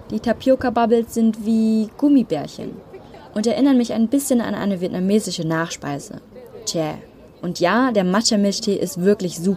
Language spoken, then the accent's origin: German; Berlin, Germany; ich bin aus Berlin